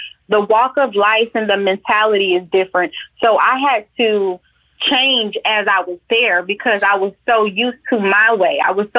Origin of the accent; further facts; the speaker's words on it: Atlanta, Georgia, United States; Georgia bred and born. I am from Atlanta, born at Georgia Baptist. Yes, sir.